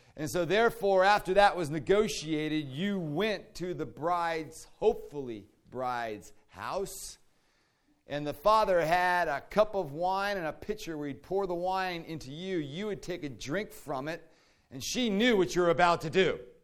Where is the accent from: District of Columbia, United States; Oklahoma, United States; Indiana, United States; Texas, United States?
District of Columbia, United States; D.C.; Growing up in Washington, D C, outside of D C